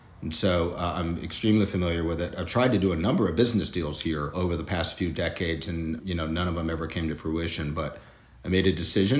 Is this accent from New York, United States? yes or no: no; Mississippi, United States; moved away as an adult; also born or lived in Germany / Denver, Colorado / Nashville / Austin; now in New Orleans, United States; I'm from Mississippi originally, so lived my childhood there, but I spent a lot of my adult life in Denver, Colorado